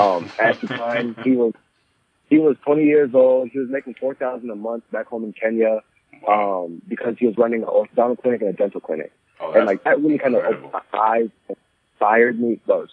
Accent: United States; I'm 24 years old, and I'm a Ghanaian-American CEO and founder of Mazizi International.

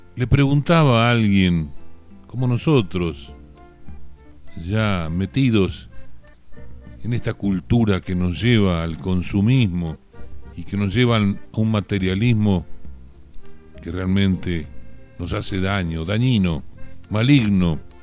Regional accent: Oriente, Buenos Aires Province, Argentina; Oriente, mi pueblo

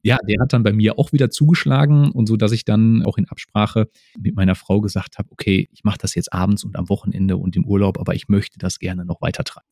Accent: Essen, North Rhine-Westphalia, Germany; moved away as an adult; also born or lived in Dortmund / Böblingen; ich bin ein Kind des Ruhrgebiets, ich komme aus Essen

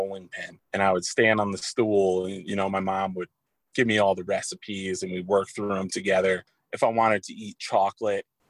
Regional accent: Montville, Connecticut, United States; I am from Montville, Connecticut. Small town just outside of New London

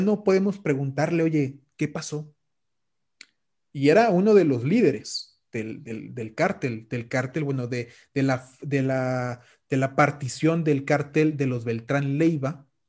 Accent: Mexico; yo siendo un mexicano

